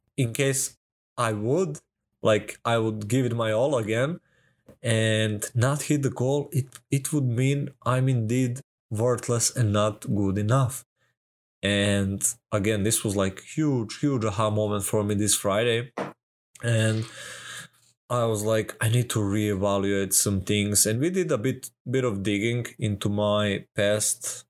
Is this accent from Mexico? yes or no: no; Serbia; I'm from Serbia